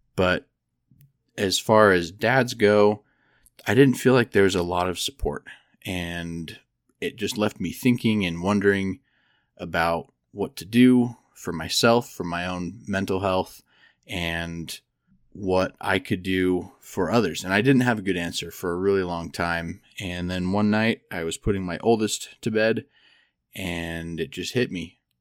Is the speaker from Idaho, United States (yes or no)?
yes; Idaho, United States; moved away as an adult; also born or lived in Provo, Utah; now in Denver, United States; I grew up in Idaho